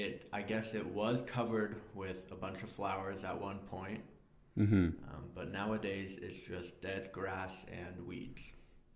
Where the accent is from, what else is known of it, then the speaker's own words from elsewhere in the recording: Texas, United States; also born or lived in Indiana; So I was born outside of Texas, but I've lived most of my life in Texas.